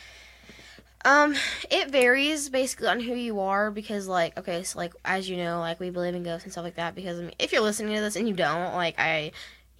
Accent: Texas, United States; we're from Texas.

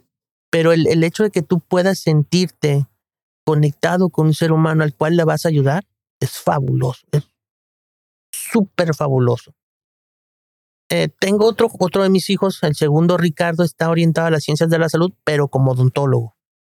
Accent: Guadalajara, Jalisco, Mexico; also born or lived in Mexico City; a la edad de nueve años eh, nos trasladamos a la ciudad de Guadalajara

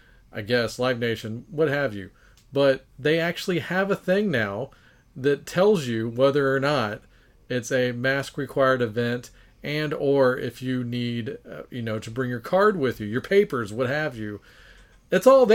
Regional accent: Texas, United States; we're from Texas

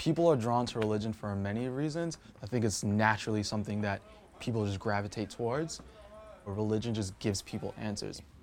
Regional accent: Mount Vernon, New York, United States; I'm from Mount Vernon, New York

